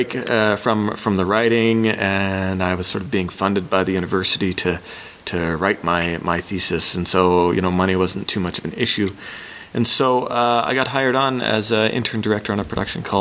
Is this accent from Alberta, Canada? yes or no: no; Hamilton, Ontario, Canada; I worked for a children's theater company in my hometown of Hamilton, Ontario.